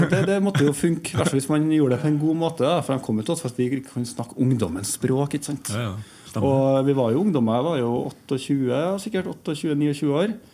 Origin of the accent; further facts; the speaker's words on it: Trondheim, Trøndelag, Norway; also born or lived in Oslo; Jeg er jo født og oppvokst i Trondheim, da.